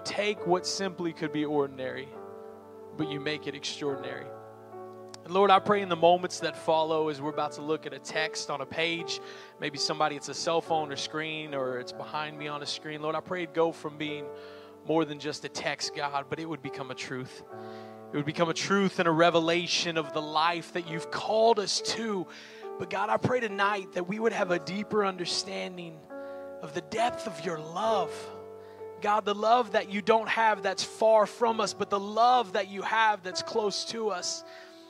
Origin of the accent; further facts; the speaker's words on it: Oklahoma City, Oklahoma, United States; now in Miami, United States; I'm actually born and raised here in Oklahoma City. The 405, which I love, went from the 405 to the 305.